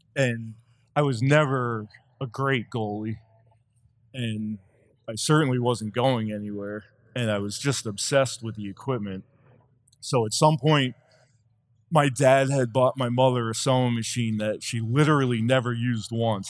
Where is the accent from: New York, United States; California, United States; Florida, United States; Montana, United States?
New York, United States; Long Island; I grew up on Long Island